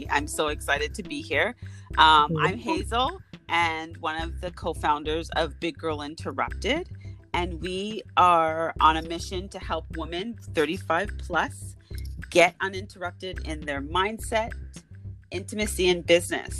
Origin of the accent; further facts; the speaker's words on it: Toronto, Ontario, Canada; we live in Toronto, so I'm from Toronto, downtown